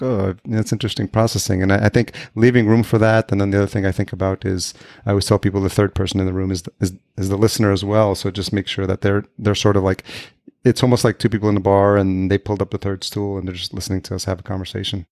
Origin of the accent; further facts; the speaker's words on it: Yonkers, New York, United States; moved away as an adult; also born or lived in Brooklyn, New York / Los Angeles; now in Minneapolis, United States; I grew up just outside New York City, Yonkers, New York.